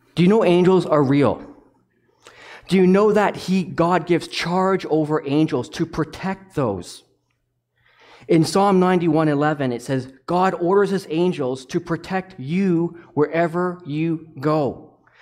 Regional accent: Toronto, Ontario, Canada; now in Zurich, Canada; I'm from Toronto

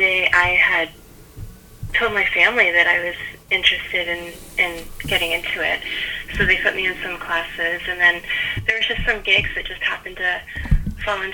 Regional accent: Toronto, Ontario, Canada; I was born and raised in Toronto

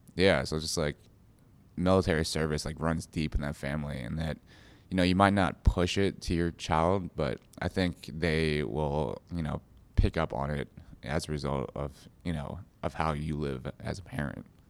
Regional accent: United States; my parents were immigrants, so I was, I was born in America. But, you know, growing up, my parents would always take us back to China

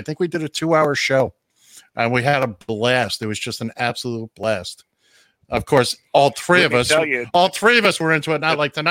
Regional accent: New York City, New York, United States; The neighborhood I grew up in, I grew up in the same neighborhood as Studio 54.

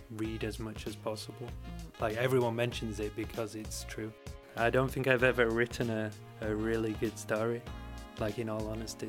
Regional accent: Bradford, Yorkshire and the Humber, United Kingdom; I grew up in Bradford in West Yorkshire

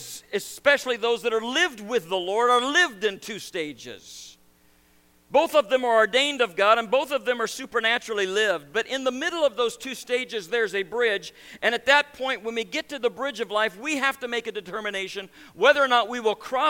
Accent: Nebraska, United States; now in New York, United States; I grew up in Nebraska and I raised cattle. I was a farm kid. Married a New York girl, and we ended up in New York

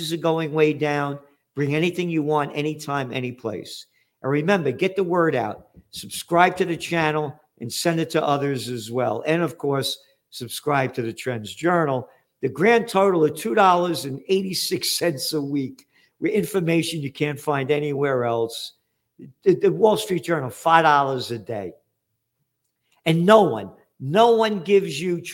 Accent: New York City, New York, United States; born in the Bronx, 1946, right after the war, born to be free.

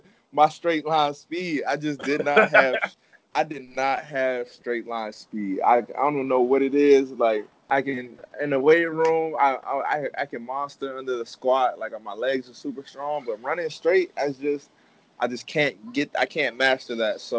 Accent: Odenton, Maryland, United States; also born or lived in Germany; my parents are military, so I was born in Germany. But uh, like I said, military family kind of bounced around a lot. So then I came to Maryland, and I grew up in Maryland.

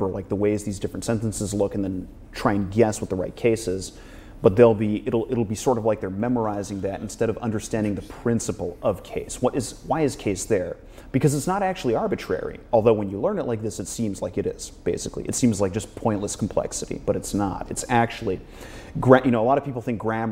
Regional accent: United States; I'm American too

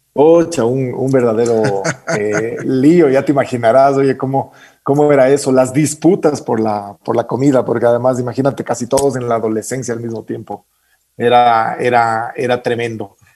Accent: Quito, Pichincha, Ecuador; yo nací en Quito en 1968

